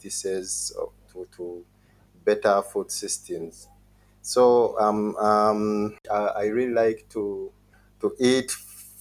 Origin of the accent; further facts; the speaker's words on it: Mukono, Central Region, Uganda; I'm from Uganda, from a district called Mukono, which is in the central part of Uganda.